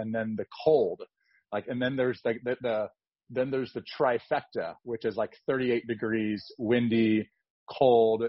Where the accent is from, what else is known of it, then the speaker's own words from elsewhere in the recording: Eastern Iowa, United States; now in Omaha, United States; I'm from Eastern Iowa